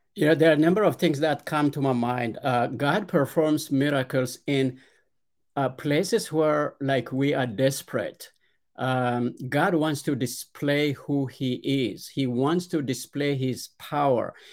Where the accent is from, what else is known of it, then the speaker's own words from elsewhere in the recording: Ethiopia; Yes, I was born and raised in Ethiopia. It's a, a very poor, uh, rural village in, uh, southern central part of Ethiopia.